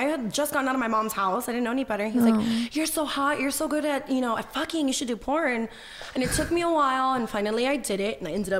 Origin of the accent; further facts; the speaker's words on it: Miami, Florida, United States; accent: thick Miami accent; Yeah. I'm Cuban. And I remember getting in when I first got in, they're like, oh, you have too much of an accent. Cause I'm from Miami. So I had a very thick accent.